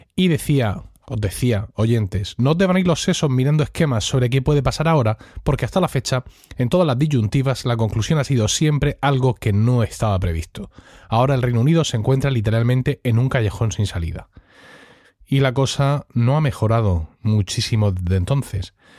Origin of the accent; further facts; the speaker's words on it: Spain; como buen español le tengo cierto recelo a los, británicos